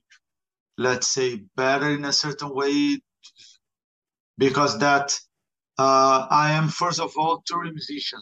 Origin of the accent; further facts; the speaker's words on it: Rio de Janeiro, Brazil; English is a second language; moved away as an adult; also born or lived in Berlin, Germany / Barcelona, Spain / Granada, Spain; now in Madrid, Spain; I'm from Brazil, from Rio